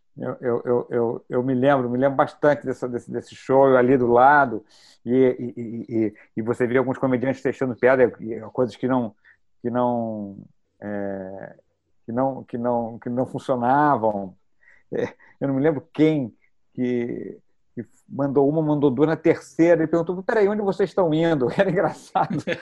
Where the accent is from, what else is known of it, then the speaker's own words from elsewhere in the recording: Brazil; accent: Brazilian; o nosso sotaque